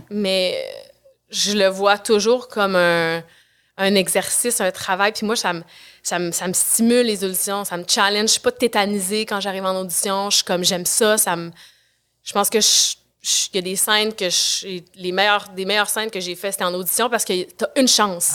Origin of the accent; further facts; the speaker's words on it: Quebec City, Quebec, Canada; je viens de Québec. J'étais à, Québec, à l'École de danse de Québec